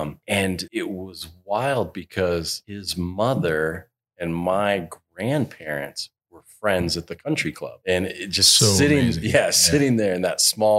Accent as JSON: {"language": "English", "town": "Bozeman", "region": "Montana", "country": "United States", "tie": "born or raised there", "moved": "yes", "said": "growing up in Montana was really special. I grew up in Bozeman, and it was being around the college town"}